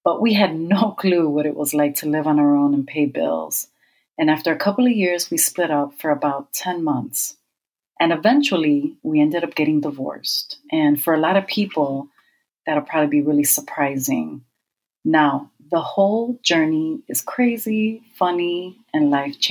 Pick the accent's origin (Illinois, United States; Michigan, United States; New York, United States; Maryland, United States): Illinois, United States; Chicago; I was born and raised in Chicago, Illinois.